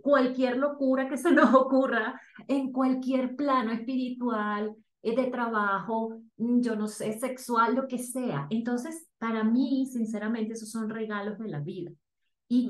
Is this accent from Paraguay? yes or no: no; Venezuela; moved away as an adult; now in Bogotá, Colombia; soy venezolana, tengo nueve años viviendo en Colombia